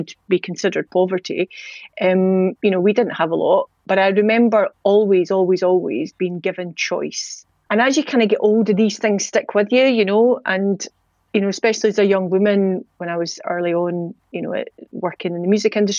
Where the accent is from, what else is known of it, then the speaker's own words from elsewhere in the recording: Edinburgh, Scotland, United Kingdom; accent: Scottish; We grew up in Leith in the 90s, which was mental